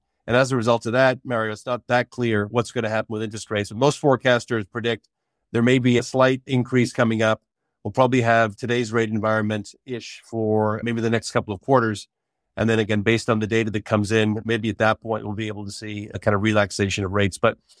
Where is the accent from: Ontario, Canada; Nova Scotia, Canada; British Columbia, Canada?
Ontario, Canada; Toronto; now in Montreal, Canada; I live in Montreal now, born and raised in Toronto, went to school outside of the country, but came back to start work kind of way back in 1987.